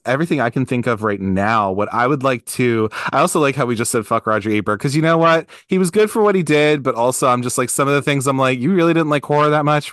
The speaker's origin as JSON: {"language": "English", "town": "Baltimore", "region": "Maryland", "country": "United States", "said": "I'm from Baltimore. I live in Baltimore"}